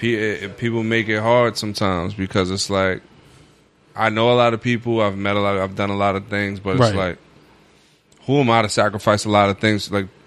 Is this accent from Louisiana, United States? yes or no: no; New York City, New York, United States; When I grew up in Red Hook, it was the murder capital of the U.S.